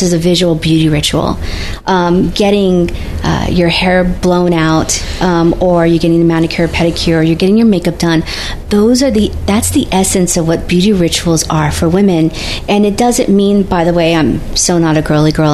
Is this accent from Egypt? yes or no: no; United States; I'm the American side